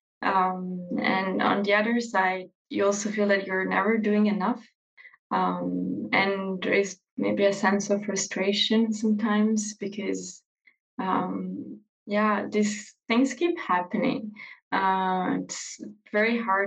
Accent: Verona, Veneto, Italy; I'm from Verona.

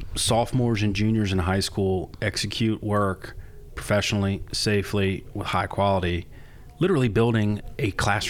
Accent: Henrico, Virginia, United States; moved away as an adult; I was born and raised in Henrico. I love this county. I love Richmond. I love the state of Virginia. And I went away for a long time to only come back home to my roots, to this community

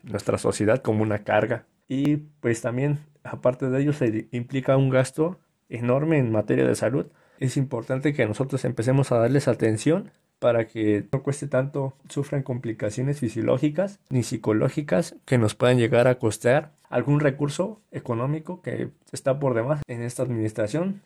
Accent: Mexico; nosotros como mexicanos

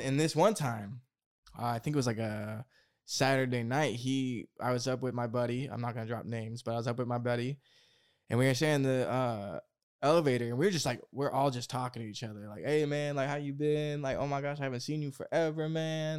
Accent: Oregon, United States; I grew up in Oregon in the woods

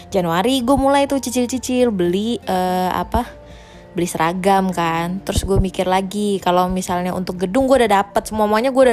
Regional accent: Java, Indonesia; secara keluarga gue keluarga Jawa nih ya.

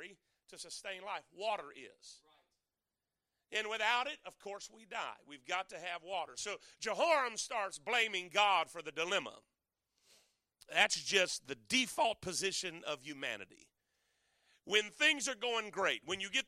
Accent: the Everglades, South Florida, United States; I'm from South Florida. I grew up in the Everglades

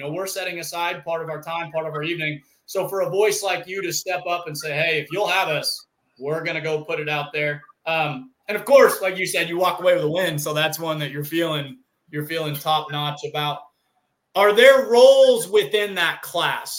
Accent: Missouri, United States; I'm from Missouri

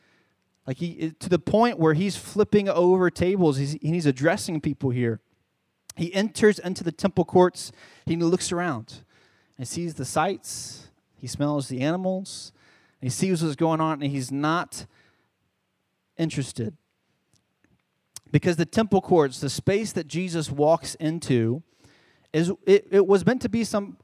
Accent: Charlotte, North Carolina, United States; moved away as an adult; now in San Antonio, United States; I'm originally from Charlotte, North Carolina.

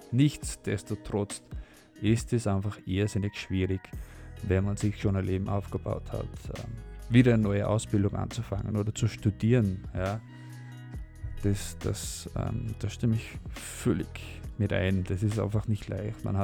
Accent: Netherlands; German is a second language; weil ich komme natürlich aus, also ich bin Holländer und, und in Holland gibt es auch ein Stipendium.

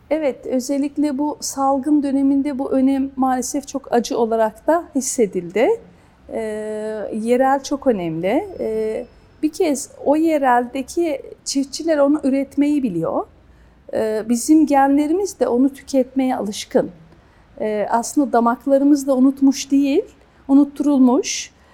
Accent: Kastamonu, Turkey; ben Kastamonluyum.

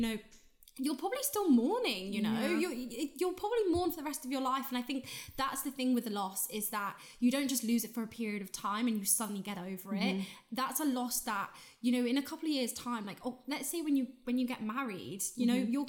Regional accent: Ireland; I grew up in Ireland

